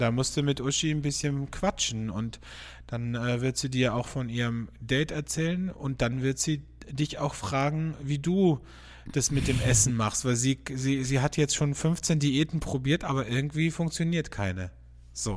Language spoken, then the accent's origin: German; border region near Slovenia and Italy, Carinthia, Austria; ich bin ja in der Grenzregion aufgewachsen, also n, sehr nahe zu Slowenien und zu Italien